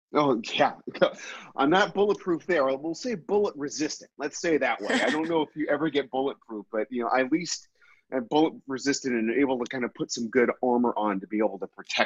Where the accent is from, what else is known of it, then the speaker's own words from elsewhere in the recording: Minnesota, United States; I grew up in Minnesota